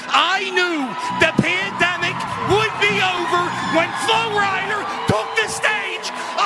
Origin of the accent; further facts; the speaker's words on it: Philadelphia, Pennsylvania, United States; I'm from Bridesburg.